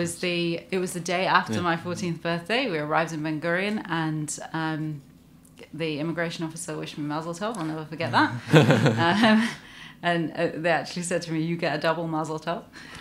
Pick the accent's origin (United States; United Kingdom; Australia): United Kingdom; Glasgow, Scotland; born there; I was born in Glasgow.